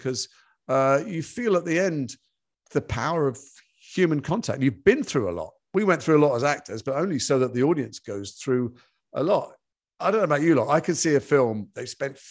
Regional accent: Liverpool, North West England, United Kingdom; moved away; I'm from Liverpool. It's in my blood.

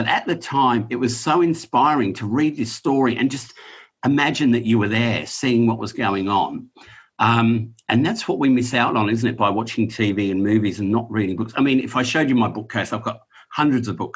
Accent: England, United Kingdom; now in Australia; I grew up in England and then moved to Australia

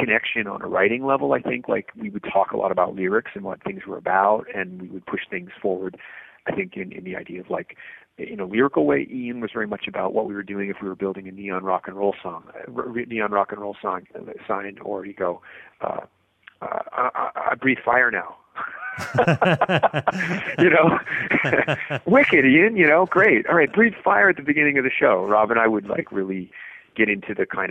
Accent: Lunenburg, Nova Scotia, Canada; also born or lived in Halifax; I grew up in Lunenburg till I was 12, and so that was a small town of 3,000 people, so Halifax always felt like the big city

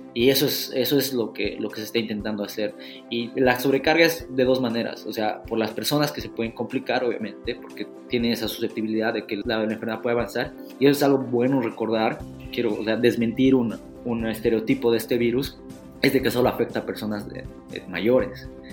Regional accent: Bolivia

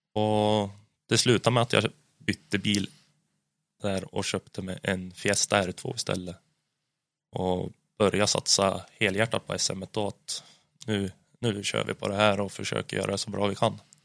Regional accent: Hudiksvall, Gävleborg County, Sweden; där hemma i Hudik

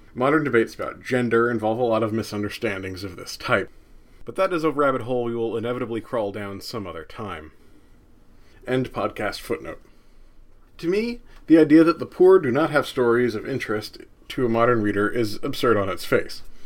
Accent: New Jersey, United States; I grew up in New Jersey

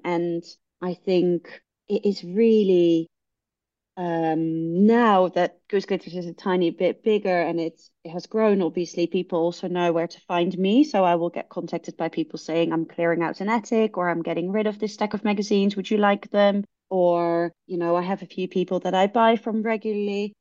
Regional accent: Netherlands; now in London, United Kingdom; I am from the Netherlands

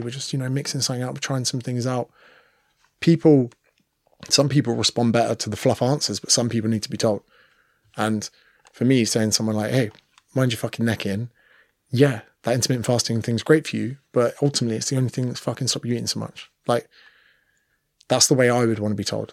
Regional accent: United Kingdom; moved away as an adult; now in Sydney, Australia; as a Brit

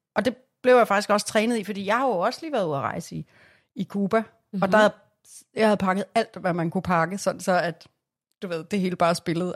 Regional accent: Glostrup, Capital Region of Denmark, Denmark; Jeg er for eksempel født i Glostrup.

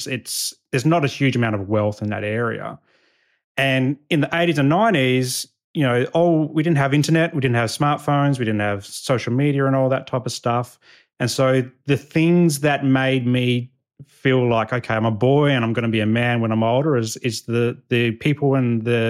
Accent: Adelaide, South Australia, Australia; this is kind of like the persona that I took on as a young boy growing up in Northern Adelaide.

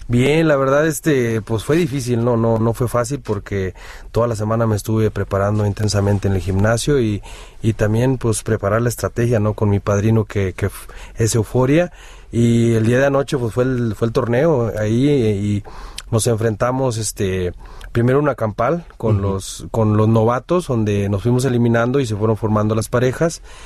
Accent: Tamaulipas, Mexico; moved away; desde que salí de mi pueblo en Tamaulipas

